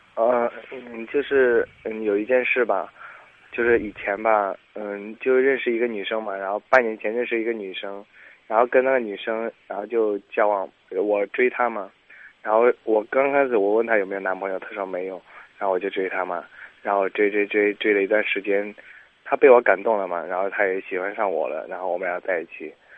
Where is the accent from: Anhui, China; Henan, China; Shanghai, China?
Henan, China; Xuchang; 我家许昌的嘛